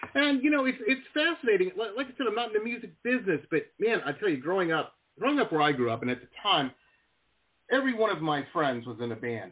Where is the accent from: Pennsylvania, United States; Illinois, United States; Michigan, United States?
Michigan, United States; Detroit; also born or lived in Denver; now in Florida, United States; I grew up in Metro Detroit.